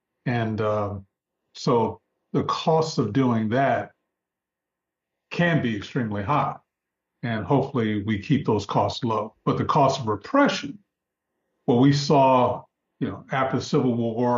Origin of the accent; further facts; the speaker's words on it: Jackson, Mississippi, United States; Probably my dad being, he was a high school teacher at Lanier, where I graduated. From Lanier High School.